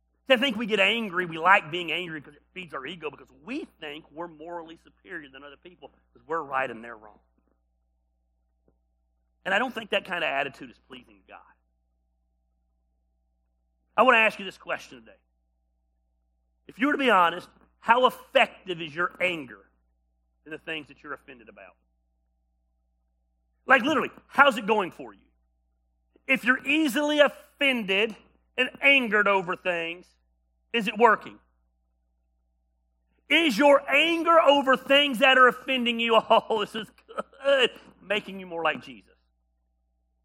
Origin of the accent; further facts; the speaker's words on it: United States; As an American